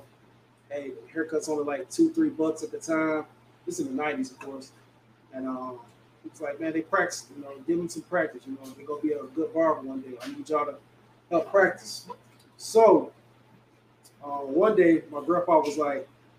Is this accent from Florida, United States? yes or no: no; Detroit, Michigan, United States; I'm from Detroit